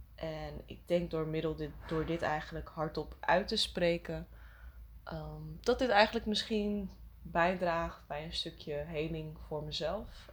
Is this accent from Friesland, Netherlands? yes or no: yes; Friesland, Netherlands; now in Amsterdam, Netherlands; Ik ben opgegroeid in Friesland